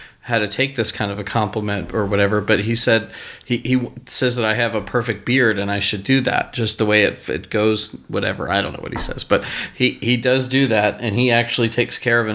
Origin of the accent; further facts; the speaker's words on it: Philadelphia, Pennsylvania, United States; also born or lived in Virginia; now in Texas, United States; I'm from Philly